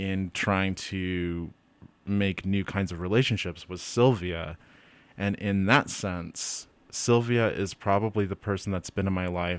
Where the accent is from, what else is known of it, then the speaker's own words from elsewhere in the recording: Utah, United States; now in Moab, United States; the Mormon community that I was in growing up in Utah County, in Utah Valley